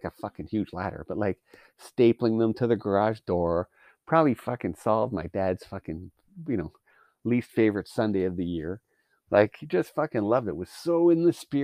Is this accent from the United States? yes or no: no; Canada; as a Canadian